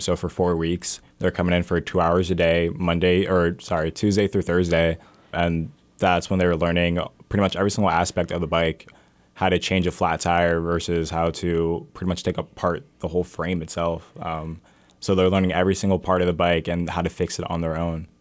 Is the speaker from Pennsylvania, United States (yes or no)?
yes; Allentown, Pennsylvania, United States; I'm born and raised in Allentown. I grew up on East Side and then moved to Center City